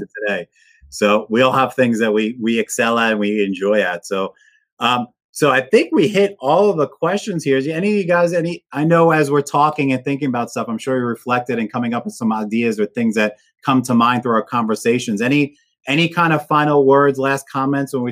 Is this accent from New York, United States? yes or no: yes; New York, United States; I grew up in New York.